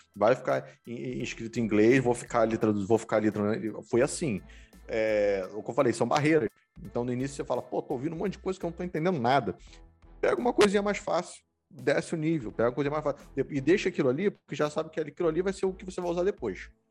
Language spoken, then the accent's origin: Portuguese; Rio de Janeiro, Brazil; accent: carioca; now in United States; esse meu sotaque carioca, que eu puxo, puxo S